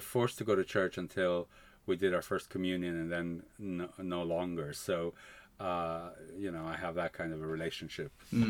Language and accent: English; Canada; also born or lived in Spain; I grew up in Canada, really. Okay. I mean, you know, we moved to Canada when I was seven.